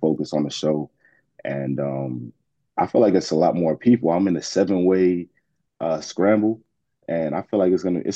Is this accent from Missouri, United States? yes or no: no; Atlanta, Georgia, United States; also born or lived in Brooklyn, New York; now in Los Angeles, United States; Originally, I'm from Brooklyn, but I was raised in Atlanta